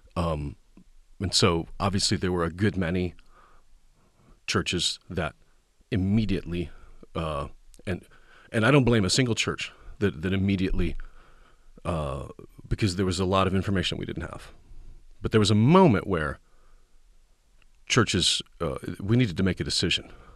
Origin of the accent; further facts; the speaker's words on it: Kansas Nebraska line, Kansas/Nebraska border, United States; now in Tennessee, United States; I was raised on the Kansas Nebraska line